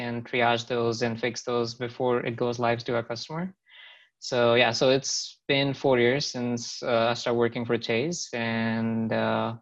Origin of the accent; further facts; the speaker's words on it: Jaipur, Rajasthan, India; moved away as an adult; also born or lived in Manipal, Karnataka; now in United States; I am originally from Jaipur, Rajasthan.